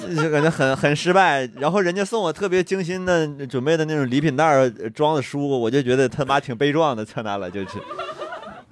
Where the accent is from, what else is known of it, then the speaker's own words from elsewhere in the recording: Northeast China, China; 我们东北人